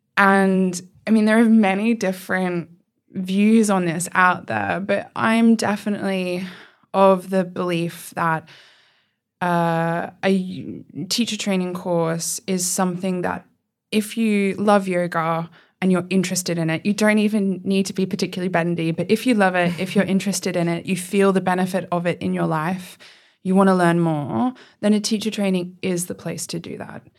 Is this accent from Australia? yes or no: yes; Australia; moved away as an adult; now in Oxford, United Kingdom; I am originally from Australia and I moved to Oxford nearly six years ago now.